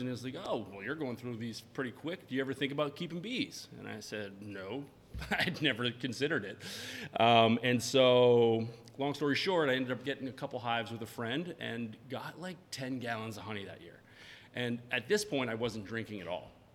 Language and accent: English; Maine, United States; I'm from Maine